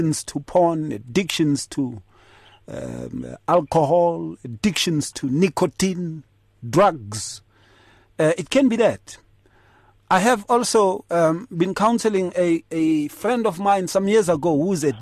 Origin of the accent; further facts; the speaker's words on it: Atteridgeville, Gauteng, South Africa; in the townships when I was growing up in Atrichville.